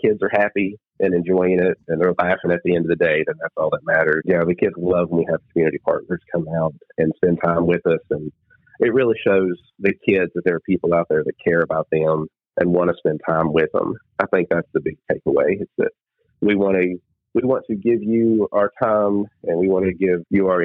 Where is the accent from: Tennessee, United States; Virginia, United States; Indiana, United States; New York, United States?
Tennessee, United States; Bean Station; moved away as an adult; now in Kingsport, United States; I grew up in Bean Station.